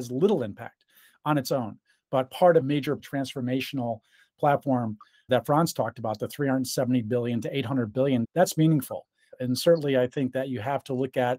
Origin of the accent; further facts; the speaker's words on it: New York, United States; New York, my home state